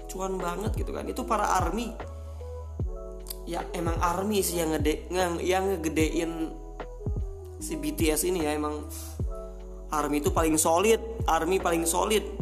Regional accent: West Sumatra, Indonesia; Nama daerahnya Bukit Tinggi. Jadi gue itu putra Minang asli, tapi blasteran Jawa Tengah.

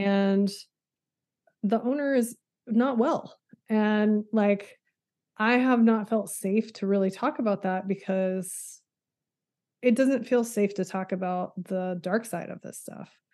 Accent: Texas Panhandle, United States; moved away as an adult; I'm from the Panhandle of Texas

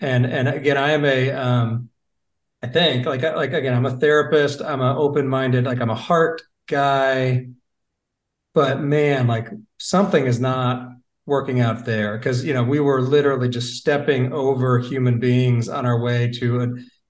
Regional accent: Portland/Seattle area, West Coast, United States; also born or lived in Michigan; now in Charlotte, United States; I'm from the West Coast originally, kind of the Portland, Seattle area.

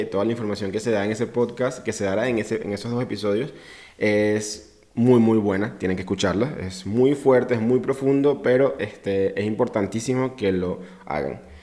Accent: Venezuela; Soy latinoamericano, orgulloso venezolano

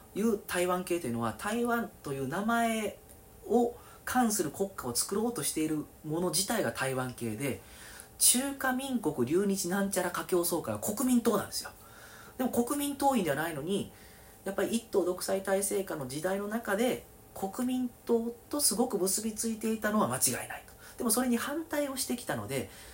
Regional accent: Kobe, Hyogo, Japan; born or raised there

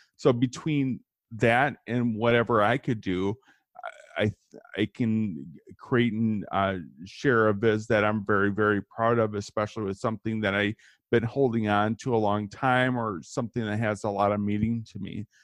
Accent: Kenosha, Wisconsin, United States; I grew up in Kenosha, which is right in between Chicago and Milwaukee

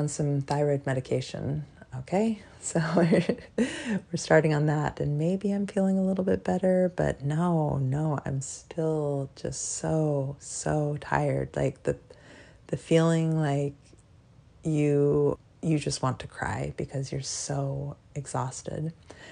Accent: Alaska, United States; also born or lived in North Carolina; now in Virginia, United States; I'm originally from Alaska, and I've lived out in Virginia, North Carolina, and now I'm living in Virginia again

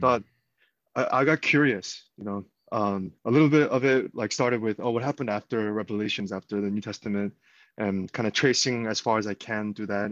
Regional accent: Georgia, United States; also born or lived in Korea / Texas; most of my life has been in Georgia now, Gwinnett County

